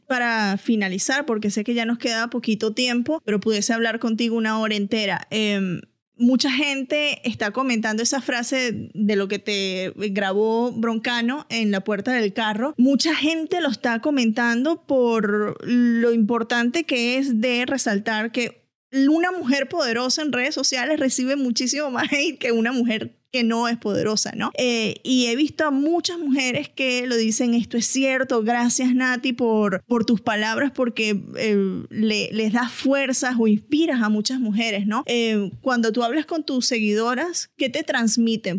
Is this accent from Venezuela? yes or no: yes; Venezuela; yo soy caribeña, soy venezolana